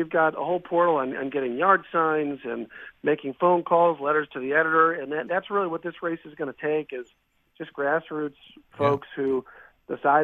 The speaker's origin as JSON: {"language": "English", "town": "Milwaukee", "region": "Wisconsin", "country": "United States", "tie": "born or raised there", "also_born_or_lived": "Illinois", "said": "I am, yeah, born and raised in Wisconsin, yep, from Milwaukee, actually, northwest side of the city"}